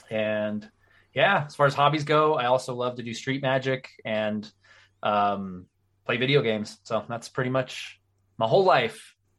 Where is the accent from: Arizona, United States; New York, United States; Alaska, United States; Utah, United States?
Utah, United States; Heber City; also born or lived in Japan / Salt Lake City, Utah; I grew up here in Utah mostly. I was raised in Heber City, which any Utah knows is an amazing place. And went to high school there